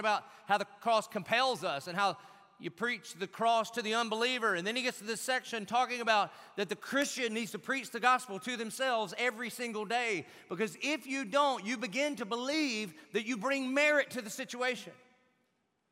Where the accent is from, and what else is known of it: Jacksonville, Florida, United States